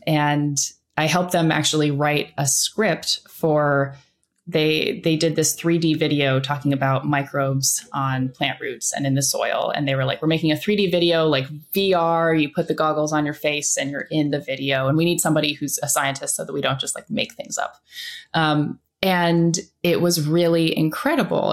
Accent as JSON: {"language": "English", "region": "Iowa", "country": "United States", "tie": "born or raised there", "said": "I grew up in Iowa."}